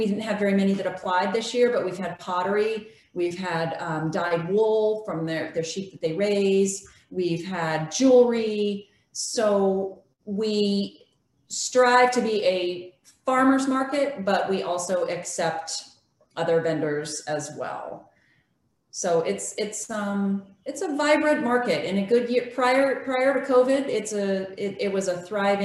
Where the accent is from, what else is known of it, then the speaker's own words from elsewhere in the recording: California, United States; also born or lived in Loudoun County, Virginia; now in Charles Town, United States; I was born and raised in California